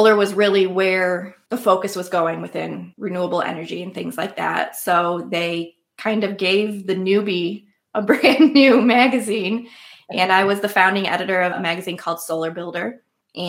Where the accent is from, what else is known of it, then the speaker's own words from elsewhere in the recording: Fremont, Ohio, United States; I grew up in Northwest Ohio in a town. It's called Fremont, Ohio